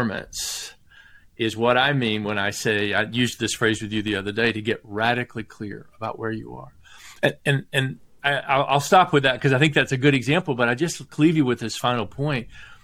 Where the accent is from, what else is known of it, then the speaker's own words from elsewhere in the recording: the South, Southern United States, United States; I'm a Southerner by birth, and my grandfather was Irish